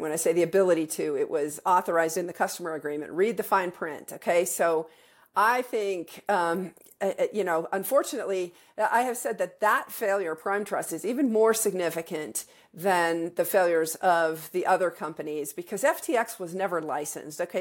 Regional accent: Wyoming, United States; my home state of Wyoming

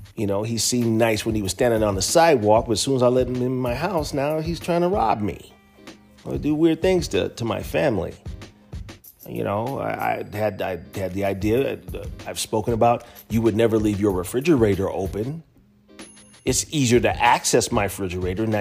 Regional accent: United States; as American descendants of slaves

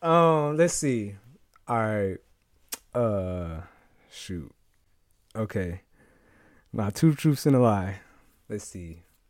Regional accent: Muskegon, Michigan, United States; I'm from Muskegon

